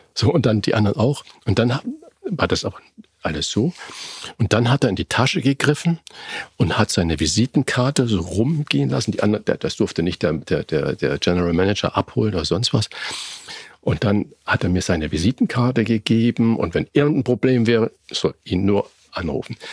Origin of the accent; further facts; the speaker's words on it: Germany; wir Deutschen